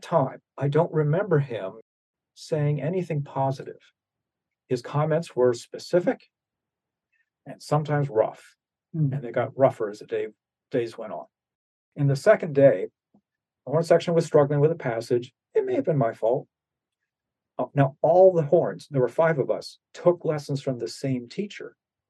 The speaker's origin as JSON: {"language": "English", "region": "New Jersey", "country": "United States", "tie": "born or raised there", "said": "I grew up in New Jersey, played French horn"}